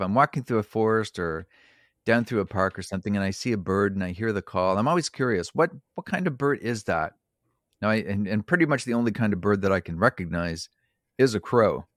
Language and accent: English; Prince Edward Island, Canada; also born or lived in New Brunswick; I was born in New Brunswick, and, and raised in Prince Edward Island